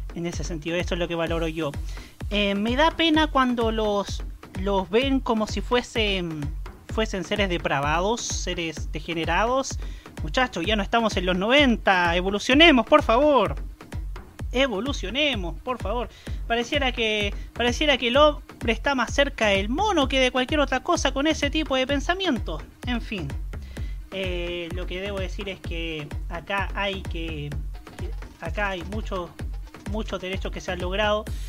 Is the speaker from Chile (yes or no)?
yes; Concepción, Biobío, Chile; nací y criado lamentablemente en Concepción